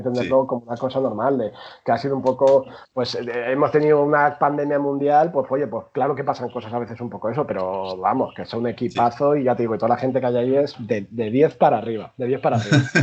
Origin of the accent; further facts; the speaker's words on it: Madrid, Community of Madrid, Spain; yo, soy, de Madrid, yo nací en Madrid, aunque mi familia es de origen segoviano